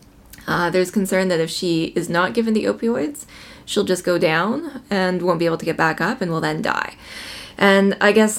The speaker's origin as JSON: {"language": "English", "town": "Calgary", "region": "Alberta", "country": "Canada", "tie": "born or raised there", "moved": "yes", "said": "I'm actually from Alberta originally. Yeah. I was born in Calgary."}